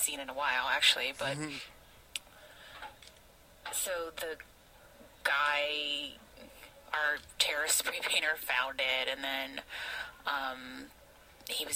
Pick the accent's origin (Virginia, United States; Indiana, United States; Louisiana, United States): Louisiana, United States; New Orleans; I grew up in New Orleans